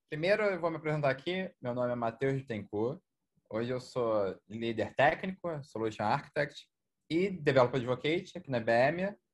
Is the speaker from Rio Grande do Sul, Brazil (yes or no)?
no; Rio de Janeiro, Brazil; eu sou aqui do Rio.